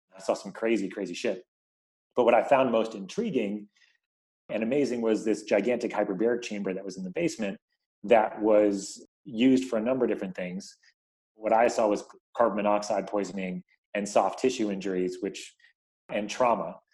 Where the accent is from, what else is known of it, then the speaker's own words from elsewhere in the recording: New York, United States; now in Bay Area, United States; I live in the Bay Area, but I grew up in New York